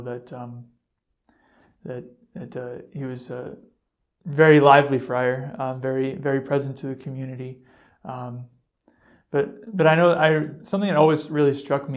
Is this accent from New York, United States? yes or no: no; Eastern Massachusetts, United States; I'm from Eastern Massachusetts